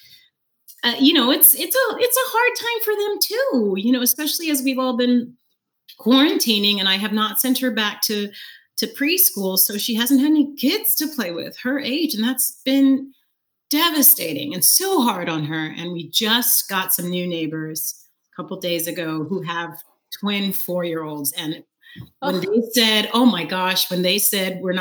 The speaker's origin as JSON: {"language": "English", "town": "Fresno", "region": "California", "country": "United States", "also_born_or_lived": "New York", "moved": "as an adult", "said": "I moved from Fresno, California, all the way to New York to go to college."}